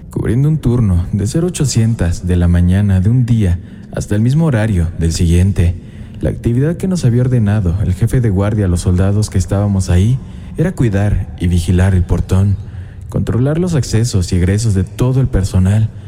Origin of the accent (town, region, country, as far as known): Argentina